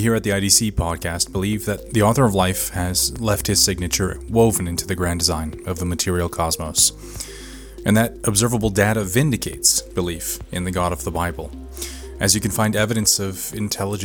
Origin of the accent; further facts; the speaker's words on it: Las Vegas, Nevada, United States; moved away as an adult; also born or lived in Vietnam / England / China; now in Duluth, United States; my hometown of Las Vegas